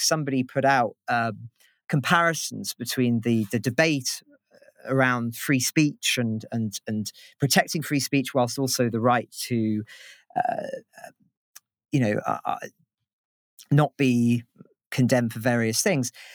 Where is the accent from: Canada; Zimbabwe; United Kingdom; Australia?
United Kingdom; as a Brit